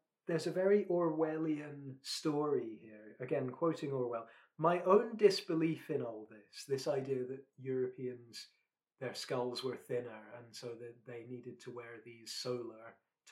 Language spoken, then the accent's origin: English; Scotland, United Kingdom; I'm a Scotsman